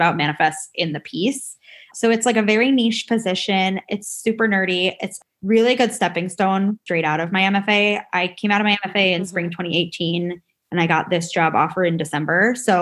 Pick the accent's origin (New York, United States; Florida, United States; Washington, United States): New York, United States; I'm from New York, so I talk really fast